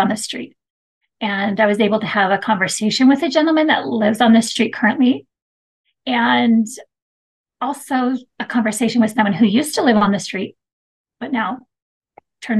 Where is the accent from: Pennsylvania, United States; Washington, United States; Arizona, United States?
Arizona, United States; Mesa; now in Woodland Hills, United States; I grew up in Mesa, Arizona, and I love growing up there.